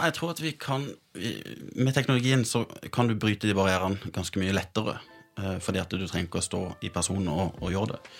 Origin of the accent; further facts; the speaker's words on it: Sørlandet, Norway; Jeg er sørlending